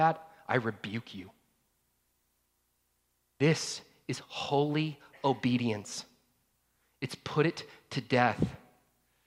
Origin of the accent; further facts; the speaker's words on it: North Georgia, United States; I grew up in North Georgia